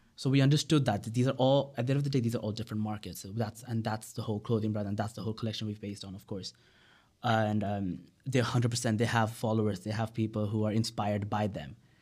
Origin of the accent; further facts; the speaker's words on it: Bangladesh; also born or lived in United Kingdom; I was from Bangladesh